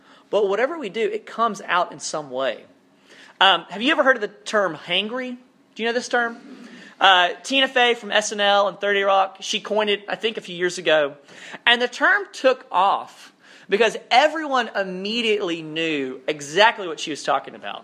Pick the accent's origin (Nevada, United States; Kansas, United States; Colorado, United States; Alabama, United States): Alabama, United States; South; now in North Carolina, United States; I grew up in South Alabama, which is a little bit more rural than this, but parts of North Carolina feel like the place where I grew up.